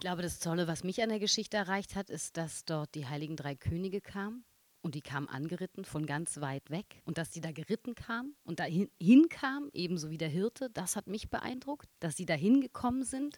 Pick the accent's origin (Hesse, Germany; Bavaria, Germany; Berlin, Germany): Berlin, Germany; da wo ich groß geworden bin, so ein Wilmersdorf oder ein Dahlem